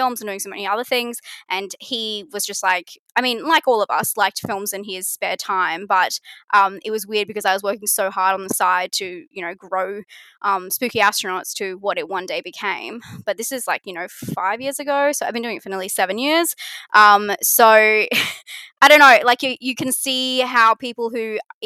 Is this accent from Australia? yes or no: yes; Australia; It's the Australian way